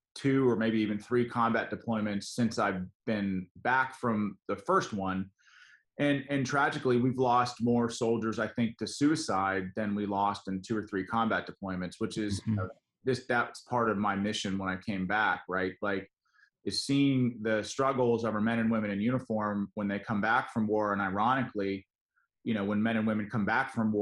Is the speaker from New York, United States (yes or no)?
no; Western Pennsylvania, United States; came back here to Western Pennsylvania, where I was born and raised